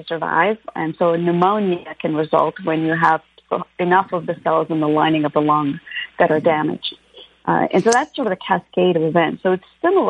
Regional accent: Canada; moved away as an adult; also born or lived in India; now in Los Angeles, United States; I grew up both in India when I was a kid and then in Canada

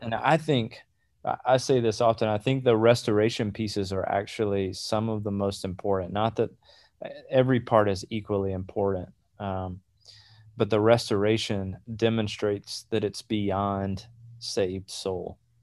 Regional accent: South Georgia, United States; moved away; also born or lived in Atlanta, Georgia; I grew up in South Georgia. We moved to Atlanta.

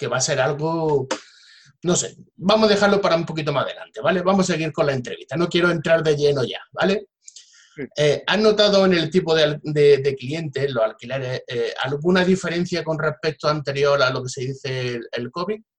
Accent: Jaén, Andalusia, Spain; yo también soy de Jaén y todo lo que sea incentivar eh

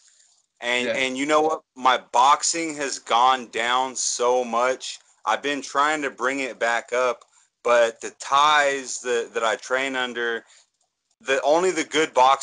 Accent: Kansas, United States; now in Chiang Mai, Thailand; I'm actually from Kansas in America.

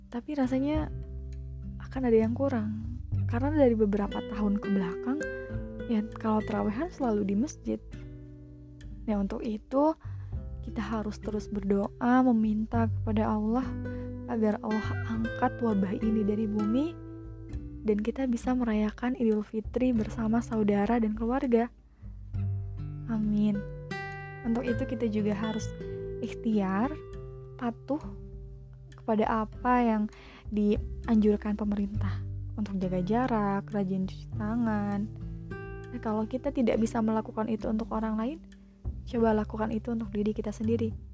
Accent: Garut, West Java, Indonesia; Saya lahir di Garut 21 Desember 1997 masih muda ya

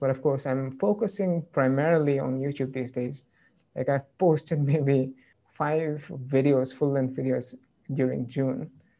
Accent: United Kingdom; And I'm not quite sure, but I'm British.

